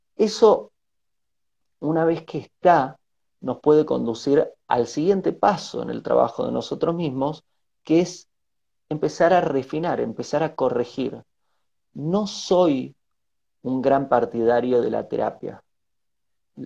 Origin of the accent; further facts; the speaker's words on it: Bariloche, Río Negro, Argentina; moved away as an adult; also born or lived in Buenos Aires / Uruguay / United States / Asia; soy de nacionalidad argentina, me crié en Bariloche, en la Patagonia Argentina